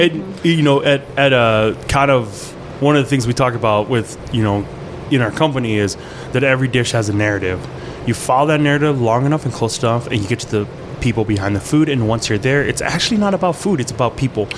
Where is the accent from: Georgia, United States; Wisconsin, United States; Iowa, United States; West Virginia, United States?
Wisconsin, United States; Port Edwards; English is a second language; also born or lived in Ban Vinai refugee camp, Thailand; I'm a Wisconsin boy. I grew up in Wisconsin.